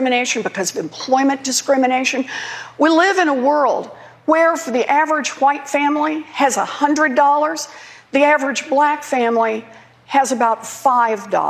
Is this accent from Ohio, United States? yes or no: no; Oklahoma, United States; moved away; also born or lived in Massachusetts; I grew up in Oklahoma.